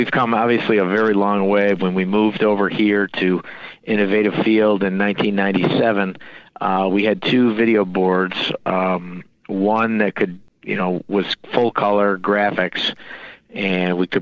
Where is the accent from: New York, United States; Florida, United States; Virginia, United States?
New York, United States; Rochester; work for my hometown team